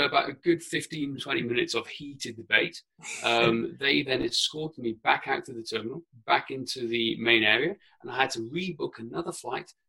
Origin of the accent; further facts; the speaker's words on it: mid Wales, United Kingdom; first language Welsh; English is a second language; growing up on a farm in mid Wales, and also with I'd say, English is my second language. Welsh is my first language.